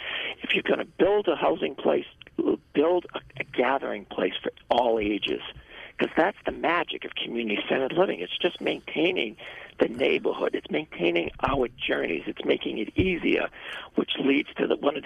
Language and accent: English; United States; being the American person that I was